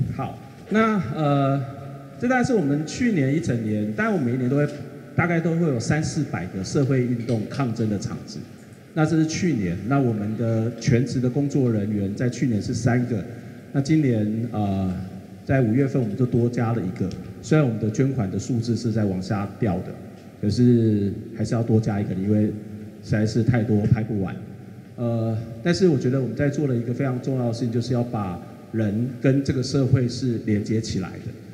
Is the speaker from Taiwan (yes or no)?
yes; Kaohsiung, Taiwan; 因为我是高雄人